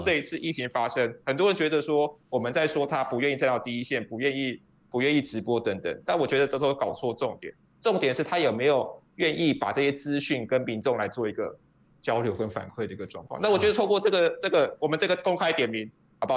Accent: Miaoli County, Taiwan; 我从小就是在苗栗长大

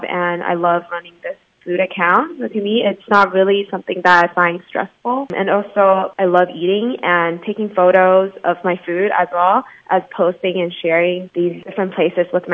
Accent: Taiwan; also born or lived in San Jose, California, United States; I was born in San Jose, California, but I grew up in Taiwan

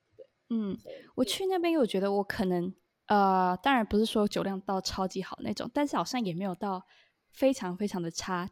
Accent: Taiwan; moved away as an adult; now in Hong Kong; 我们就有一群可能有我台湾人

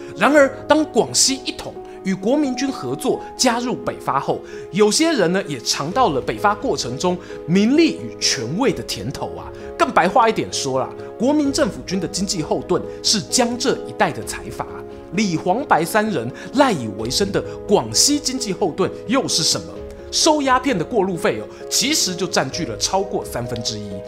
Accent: Taiwan; 我作为台湾人呢

